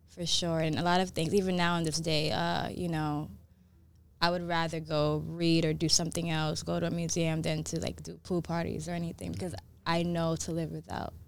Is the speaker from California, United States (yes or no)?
no; New York City, New York, United States; also born or lived in Brooklyn; now in Los Angeles, United States; I was raised in New York, raised in the Bronx, uh, and then I moved to Brooklyn.